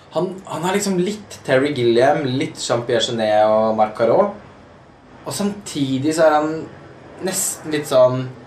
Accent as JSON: {"language": "Norwegian", "town": "Halden", "region": "Østfold", "country": "Norway", "moved": "yes", "said": "Jeg er jo fra Halden, så jeg er jo der i, i ny og ne"}